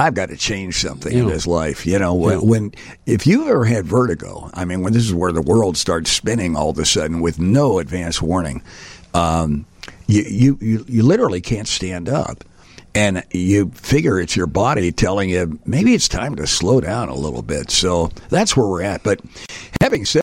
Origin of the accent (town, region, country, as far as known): New Jersey, United States; born or raised there; also born or lived in Pittsburgh, Pennsylvania / Aurora, Illinois; now in Chicago, United States